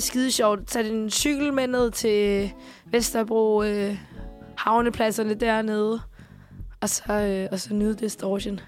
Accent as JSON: {"language": "Danish", "country": "Chile", "moved": "yes", "lives_now": "Denmark", "said": "I Chile, hvor jeg kommer fra"}